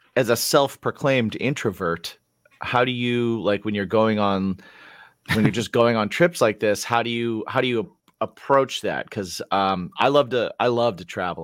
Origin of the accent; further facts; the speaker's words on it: Indiana, United States; I grew up in Indiana